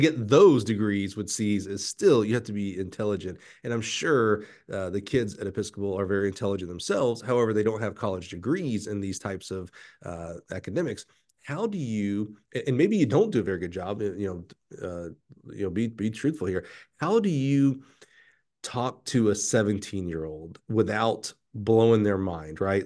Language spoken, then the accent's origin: English; Alabama, United States; I'm from Alabama